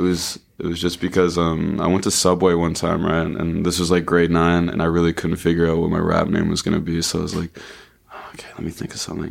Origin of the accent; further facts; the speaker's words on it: Sydney River, Nova Scotia, Canada; I grew up in Sydney